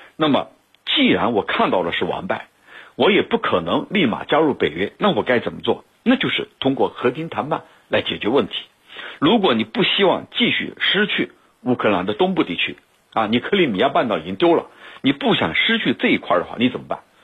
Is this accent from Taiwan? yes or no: no; China; 我们中国人